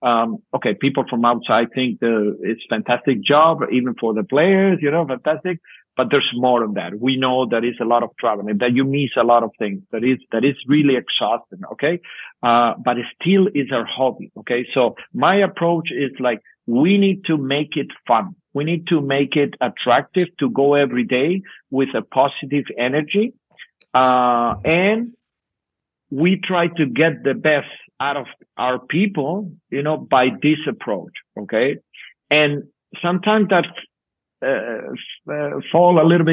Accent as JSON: {"language": "English", "country": "Spain", "tie": "born or raised there", "second_language": "English", "moved": "as an adult", "lives_now": "Berlin, Germany", "said": "what I developed as a coach, you know, was in my hometown, in my village"}